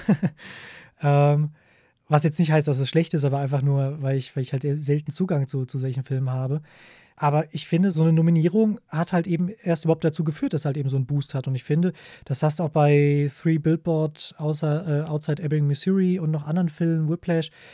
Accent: Germany; bei uns in Deutschland

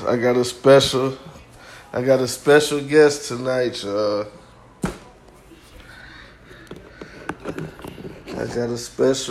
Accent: Milwaukee, Wisconsin, United States; moved away; my hometown, Milwaukee, Wisconsin

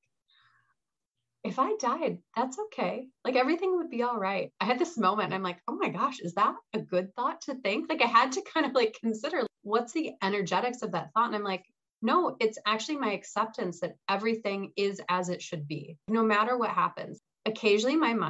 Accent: Salt Lake City, Utah, United States; now in Wisconsin, United States; there's these beautiful mountains where I grew up in Salt Lake City

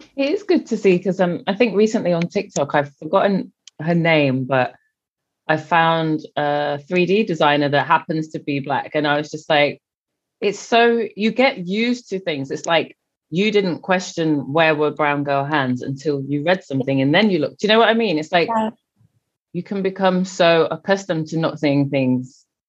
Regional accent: England, United Kingdom; I'm English

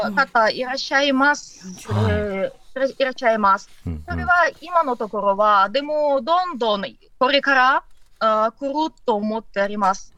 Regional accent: Odesa, Odesa Oblast, Ukraine; Japanese is a second language; moved away as an adult; now in Japan; これ私のふるさと

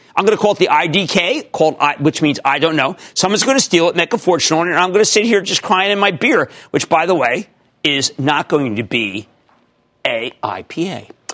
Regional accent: New Jersey, United States; my home state, New Jersey.

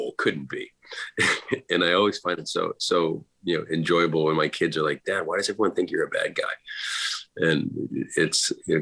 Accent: Boston, Massachusetts, United States; my parents are both from Ireland. So growing up in Boston, there was Irish music playing all the time

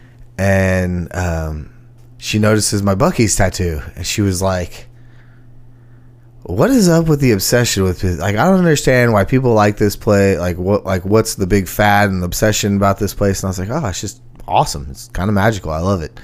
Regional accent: Texas, United States; moved away as an adult; now in Nashville, United States; I'm from Texas

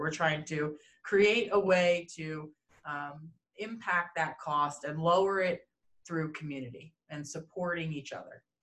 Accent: East Coast of the United States, United States; moved away as an adult; now in Denver, United States; I hail from the East Coast of the United States, so that's kind of where I was born and raised.

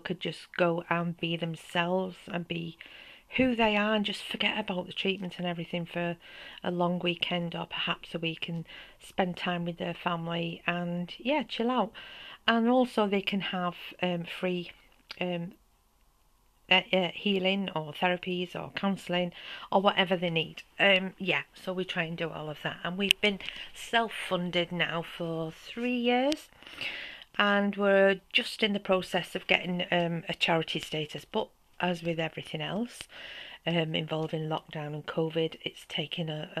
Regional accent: St Helens, North West England, United Kingdom; now in Neath Valley, Wales; I'm originally from the north of England, as you can probably tell with my accent, and from a small pit town called St. Helens.

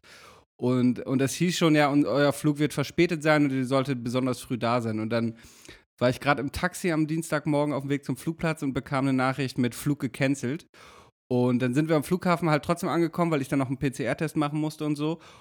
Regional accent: Damme, Lower Saxony, Germany; meinem Heimatort

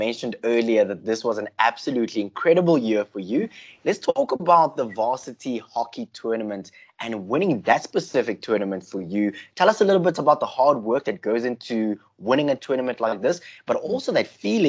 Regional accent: South Africa; And trust me, for us as South African hockey lovers, we're just hoping that the tournament goes ahead.

